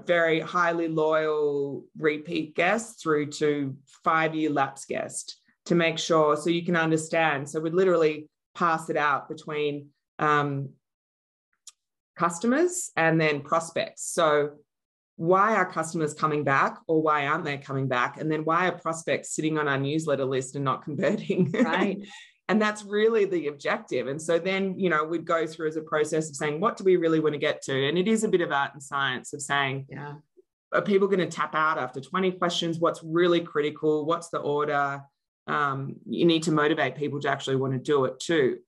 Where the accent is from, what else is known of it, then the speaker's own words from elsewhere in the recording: Australia; moved away as an adult; also born or lived in Melbourne, Australia; now in Denver, Colorado, United States; I live in Denver, Colorado, but I'm originally from Australia